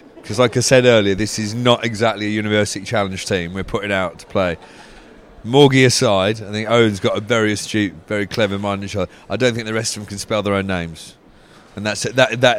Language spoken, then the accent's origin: English; England, United Kingdom; Maybe it's just because I'm English